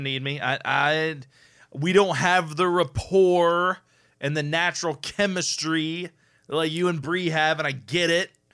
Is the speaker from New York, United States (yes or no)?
no; Indiana, United States; we're from Indiana